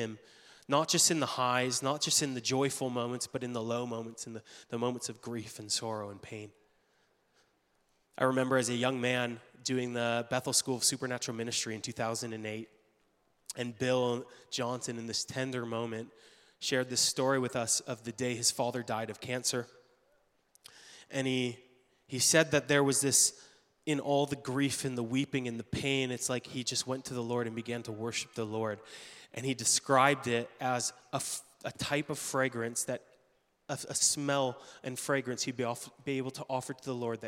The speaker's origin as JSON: {"language": "English", "country": "Canada", "moved": "as an adult", "lives_now": "United States", "said": "being Canadian"}